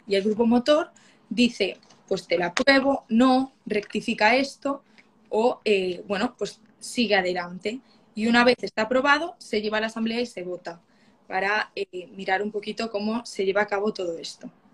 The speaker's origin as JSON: {"language": "Spanish", "region": "Galicia", "country": "Spain", "said": "yo soy de Galicia"}